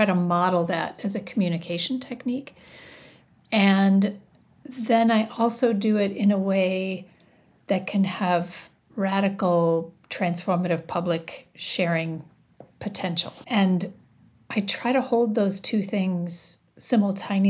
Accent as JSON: {"language": "English", "town": "Janesville", "region": "Wisconsin", "country": "United States", "tie": "born or raised there", "lives_now": "Shorewood, United States", "said": "I grew up in a town called Janesville, Wisconsin, which is about 90 minutes from here."}